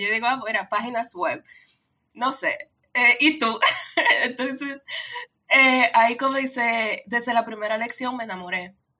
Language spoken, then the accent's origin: Spanish; Dominican Republic; yo soy de República Dominicana. República Dominicana es una islita en el Caribe